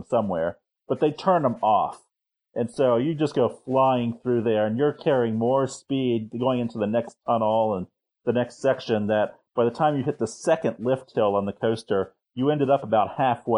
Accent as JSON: {"language": "English", "town": "Cincinnati", "region": "Ohio", "country": "United States", "tie": "born or raised there", "also_born_or_lived": "Bloomington, Indiana", "moved": "yes", "lives_now": "Portage, United States", "said": "when I was growing up in Cincinnati"}